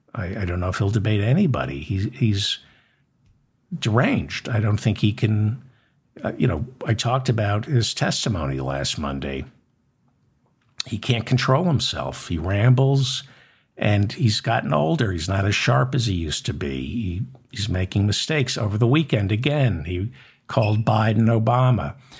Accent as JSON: {"language": "English", "town": "New York City", "region": "New York", "country": "United States", "said": "I'm not gonna apologize being from New York"}